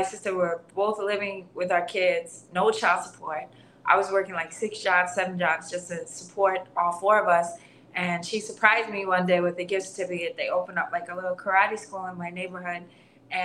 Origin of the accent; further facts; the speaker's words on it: New York City, New York, United States; I grew up in Garrison Beach, just like a really like a working class, lower class community.